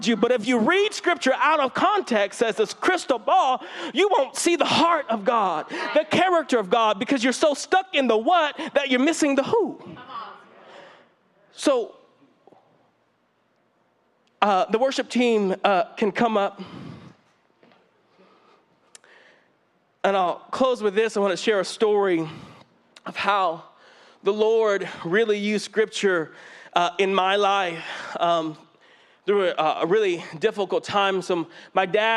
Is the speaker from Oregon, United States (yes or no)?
no; Fresno, California, United States; growing up in Fresno, it's definitely a different religious climate than the Bay Area